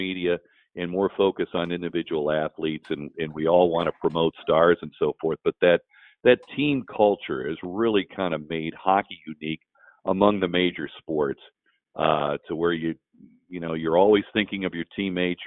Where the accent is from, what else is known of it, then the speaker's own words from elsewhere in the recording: Dayton, Ohio, United States; I was growing up in Dayton, Ohio